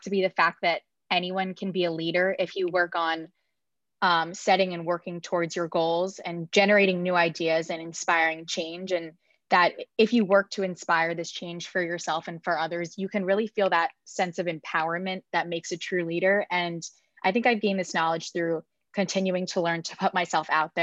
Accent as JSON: {"language": "English", "region": "New Jersey", "country": "United States", "moved": "as an adult", "lives_now": "New Orleans, United States", "said": "I'm from New Jersey, but I'm residing in New Orleans"}